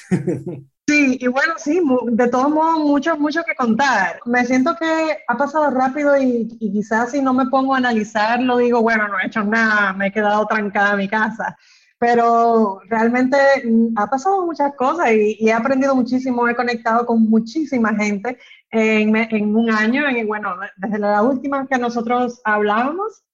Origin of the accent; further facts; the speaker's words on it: Dominican Republic; moved away as an adult; also born or lived in London; Yo soy dominicana, he vivido mi vida entera acá, pero he estudiado fuera